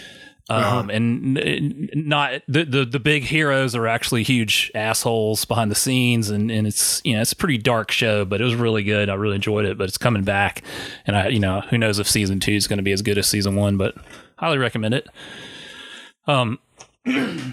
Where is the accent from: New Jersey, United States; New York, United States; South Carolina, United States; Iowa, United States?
South Carolina, United States; I'm from South Carolina, but very close to Georgia